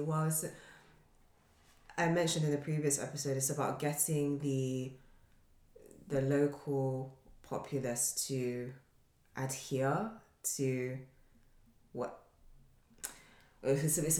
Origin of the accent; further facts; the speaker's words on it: Nigeria; speaking as Nigerians